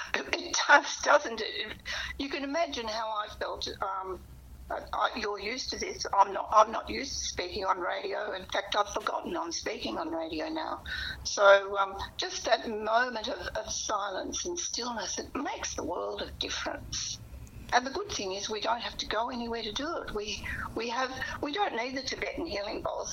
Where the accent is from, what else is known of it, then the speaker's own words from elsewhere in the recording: Portland, Victoria, Australia; I come from Portland in the Western District.